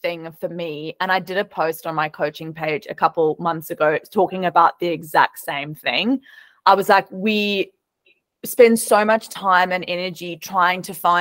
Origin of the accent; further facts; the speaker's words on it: South Africa; now in Australia; as a South African.